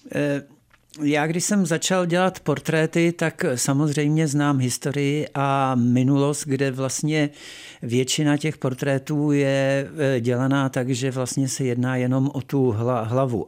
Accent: Tábor, South Bohemian Region, Czechia; also born or lived in Ostrava / Písek area; moji rodiče se přestěhovali, když mi by byly tři roky do, do tábora. Mm-hmm. To mhm. znamená, že já si z Ostravy nepamatuji vůbec nic

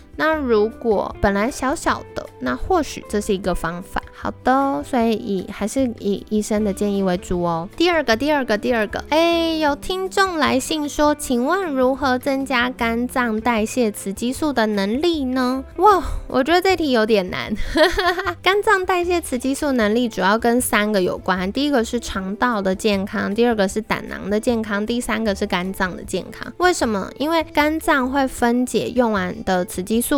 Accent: Taiwan; 我们台湾人

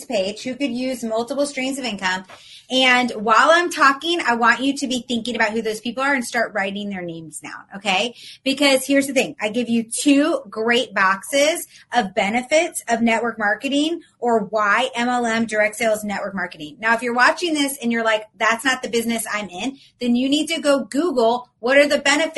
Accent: Atlanta, Georgia, United States; now in Florida, United States; I'm from Atlanta, but I live in Florida.

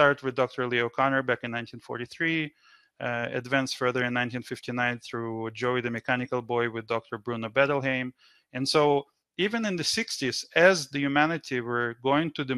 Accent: Israel; now in Canada; I grew up in Israel. I've been in Canada for over 20 years now

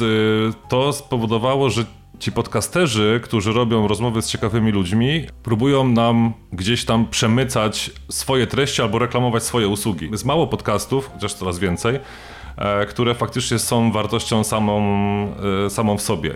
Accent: Sosnowiec, Silesian Voivodeship, Poland; ja jestem z e, rodowitym sosnowiczaninem

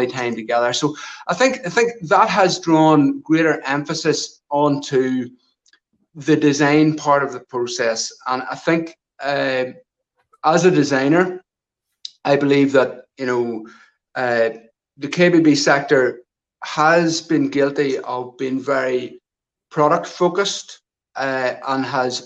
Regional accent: near Armagh, Northern Ireland, United Kingdom; I grew up in a rural location just on the north side of the border, close to the southern border into the Republic of Ireland, in a wee place called Katy, which is just outside Armagh

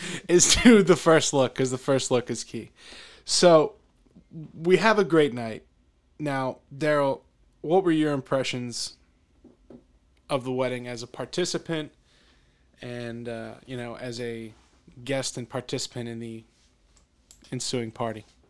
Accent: Pennsylvania, United States; growing up in Pennsylvania

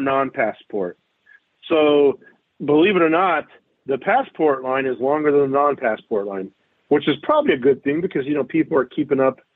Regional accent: United States; we, as American citizens

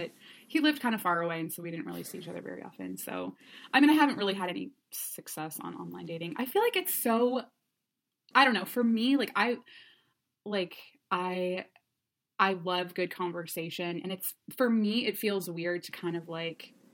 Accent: Cleveland, Ohio, United States; moved away as an adult; I'm from Cleveland, but I moved back home, you know, a year and a half ago

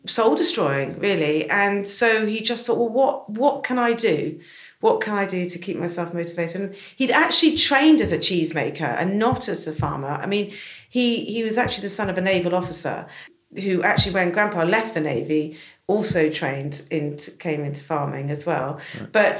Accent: North Dorset, South West England, United Kingdom; This is where I grew up

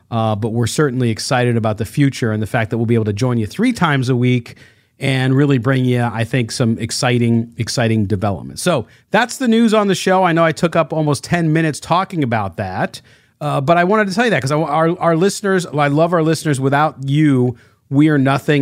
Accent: Southern California, United States; I grew up in Southern California listening to this station

